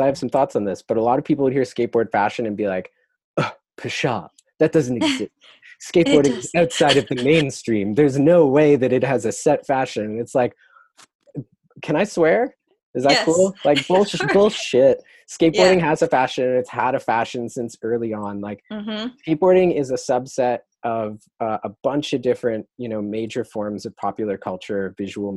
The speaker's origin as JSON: {"language": "English", "town": "Toronto", "region": "Ontario", "country": "Canada", "tie": "born or raised there", "said": "I am from Toronto, grew up in North York, like Sheppard and Don Mills area, right around Fairview Mall."}